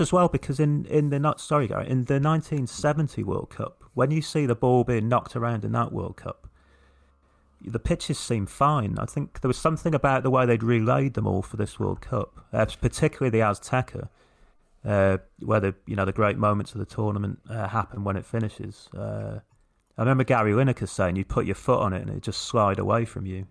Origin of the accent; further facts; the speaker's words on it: England, United Kingdom; as English people